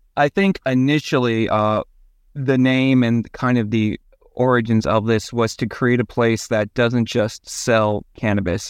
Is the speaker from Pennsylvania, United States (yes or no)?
no; Washington, New Jersey, United States; moved away as an adult; also born or lived in Colorado; what was essentially my hometown